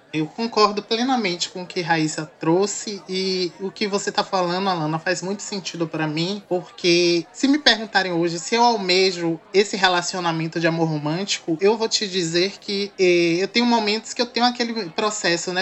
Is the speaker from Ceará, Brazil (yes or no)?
no; Santo Antônio de Jesus, Bahia, Brazil; moved away as an adult; now in Salvador, Brazil; sou natural de Santo Antônio de Jesus, Bahia, Recôncavo Baiano, né, mas resido em Salvador há 10 anos